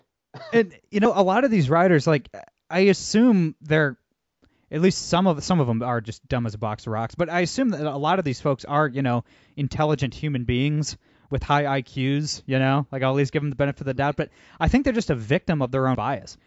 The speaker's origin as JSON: {"language": "English", "town": "Toledo", "region": "Ohio", "country": "United States", "said": "I'm from Toledo, Ohio"}